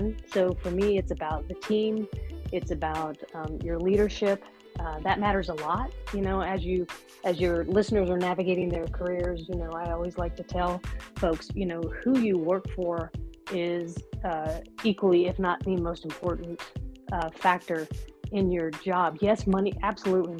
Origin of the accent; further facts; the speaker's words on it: Asheville, North Carolina, United States; I grew up in Western North Carolina near Asheville